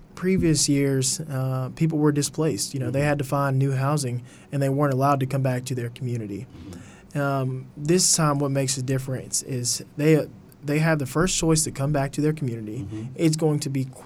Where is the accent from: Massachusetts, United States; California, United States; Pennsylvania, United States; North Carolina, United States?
North Carolina, United States; the Triad; born and raised in the Triad, you know, so working for the city, it means a lot that I can, you know, really give back. You know, High Point, Greensboro, Winston-Salem, they really raised me.